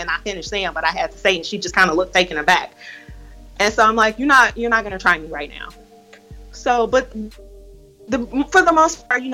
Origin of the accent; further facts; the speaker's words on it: Chicago, Illinois, United States; I am a Chicago born and bred baby, 80s baby